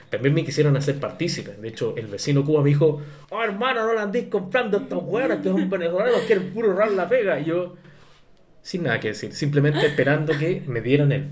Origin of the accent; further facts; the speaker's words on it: Arica, Arica y Parinacota, Chile; yo ni siquiera estuve en la escuela, tú sabes, fui criado directamente en, en Arica, entonces en Arica no había colegio en ese tiempo.